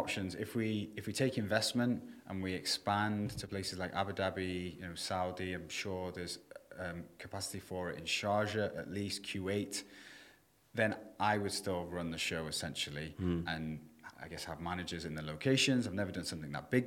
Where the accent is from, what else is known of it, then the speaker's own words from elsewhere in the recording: Prestatyn, Wales, United Kingdom; also born or lived in Thailand; now in Dubai, United Arab Emirates; my hometown in North Wales, you know, 40,000 people or whatever.